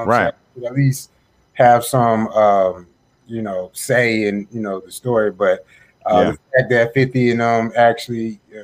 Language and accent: English; Atlanta, Georgia, United States; I'm from Atlanta